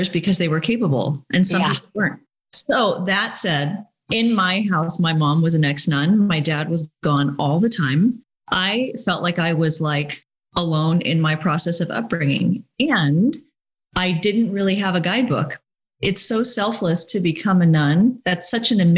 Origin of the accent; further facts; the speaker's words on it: Laguna Niguel, California, United States; as a child growing up in Laguna Beach or in Laguna Niguel in South Orange County